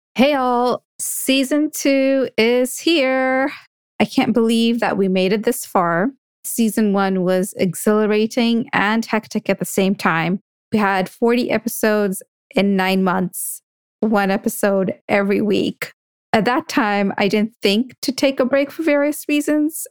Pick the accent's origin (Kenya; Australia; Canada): Kenya; as a Kenyan of Indian descent